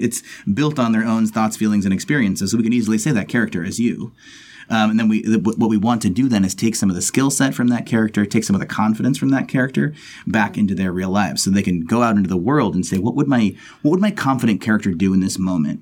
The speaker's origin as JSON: {"language": "English", "region": "Texas", "country": "United States", "said": "I'm from Texas"}